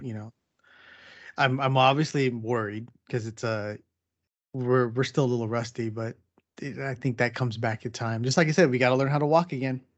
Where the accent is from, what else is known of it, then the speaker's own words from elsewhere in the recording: San Diego, California, United States; me growing up in San Diego.